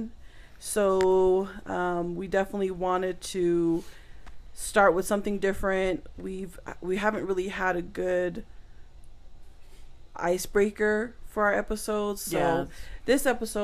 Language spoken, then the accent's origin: English; United States; We are four Tongan sisters who are struggling to find our way as Polynesian women born and raised in America.